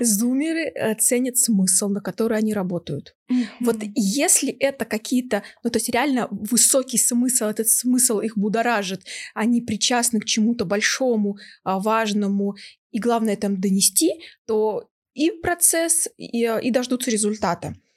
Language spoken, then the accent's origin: Russian; Novosibirsk, Novosibirsk Oblast, Russia; now in Moscow, Russia; я родом из Новосибирска, мои родители живут там